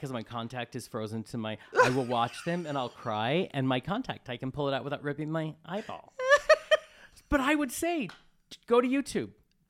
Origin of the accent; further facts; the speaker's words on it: Colorado, United States; I grew up in Colorado.